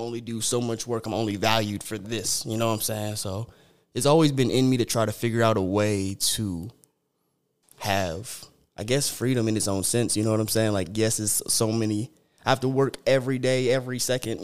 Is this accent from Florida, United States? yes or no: no; Sierra Vista, Arizona, United States; I'm from Sierra Vista, Arizona. It's about a hour and a half from Tucson